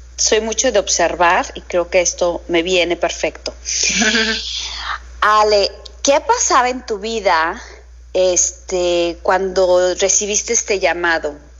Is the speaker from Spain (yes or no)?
no; Mexico; nos falla el decir más como mexicanos